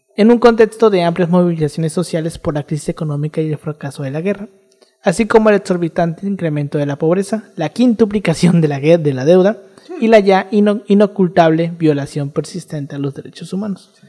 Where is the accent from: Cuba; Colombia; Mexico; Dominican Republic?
Mexico